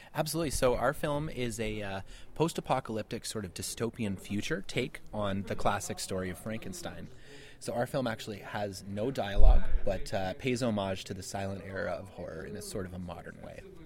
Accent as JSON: {"language": "English", "town": "Ottawa", "region": "Ontario", "country": "Canada", "said": "we're from Ottawa, and it's a very much DIY film community there"}